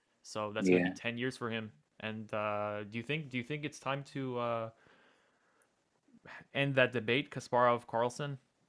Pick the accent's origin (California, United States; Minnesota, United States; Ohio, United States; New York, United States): New York, United States; Shout out New York Marshals, by the way, my hometown team.